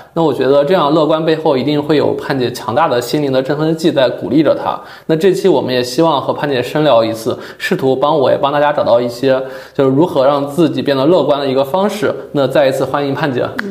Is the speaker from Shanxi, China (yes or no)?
yes; Yuncheng, Shanxi, China; moved away as an adult; 自从我十八岁离开我的家乡运城之后